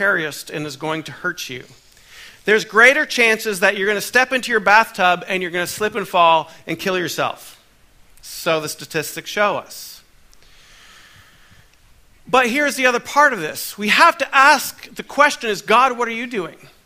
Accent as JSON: {"language": "English", "country": "Canada", "tie": "born or raised there", "moved": "yes", "lives_now": "United States", "said": "I'm a Canadian, born in Canada, but now I carry a dual citizenship"}